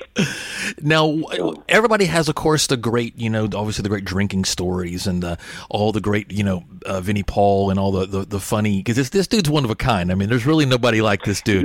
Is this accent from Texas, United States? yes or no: yes; Texas, United States; growing up in Texas